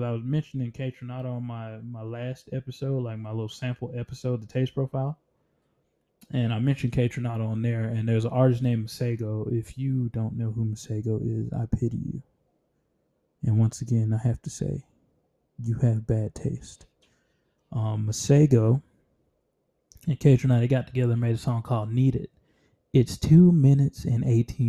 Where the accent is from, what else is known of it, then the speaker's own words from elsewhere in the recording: Columbus, Georgia, United States; Growing up in Columbus, Georgia